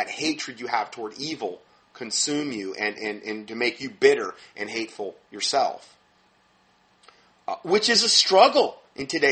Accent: Fort Myers, Florida, United States; moved away; My hometown, where I was from in Fort Myers

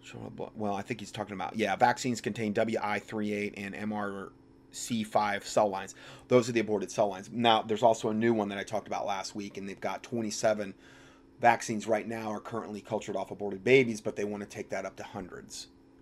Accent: North Carolina, United States; the governor of North Carolina, my home state, just vetoed a bill

